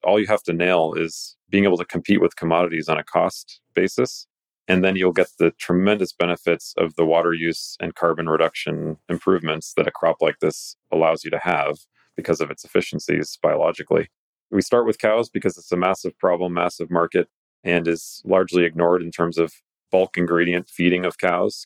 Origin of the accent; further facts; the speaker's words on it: Greece; I'm a Greek. I was raised on Greek mythology